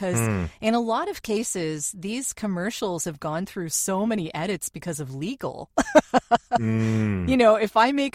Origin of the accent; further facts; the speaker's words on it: Canada; we are Canadian